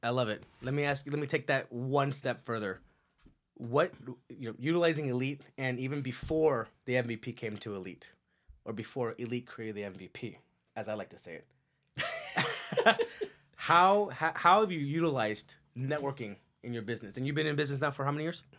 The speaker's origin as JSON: {"language": "English", "town": "Culver City", "region": "California", "country": "United States", "tie": "born or raised there", "also_born_or_lived": "Torrance / El Segundo", "moved": "as an adult", "lives_now": "Castaic, United States", "said": "most of my upbringing was on the west side."}